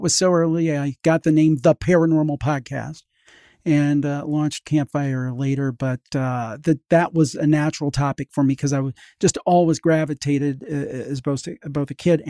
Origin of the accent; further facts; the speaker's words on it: Cleveland, Ohio, United States; I'm from the Cleveland area.